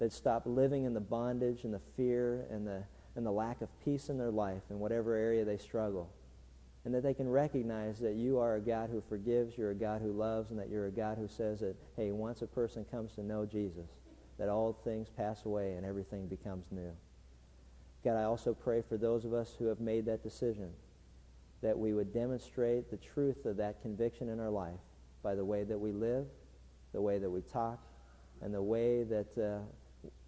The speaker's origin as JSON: {"language": "English", "town": "Pittsburgh", "region": "Pennsylvania", "country": "United States", "tie": "born or raised there", "said": "growing up in Pittsburgh"}